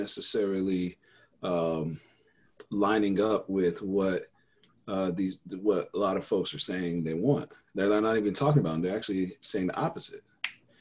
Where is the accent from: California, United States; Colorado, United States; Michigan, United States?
Colorado, United States; Denver; I grew up in Denver